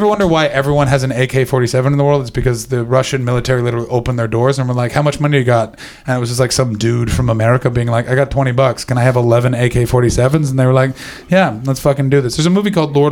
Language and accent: English; Canada